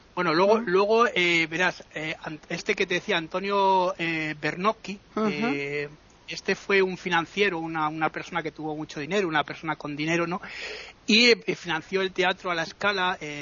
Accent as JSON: {"language": "Spanish", "country": "Italy", "said": "yo soy italiano"}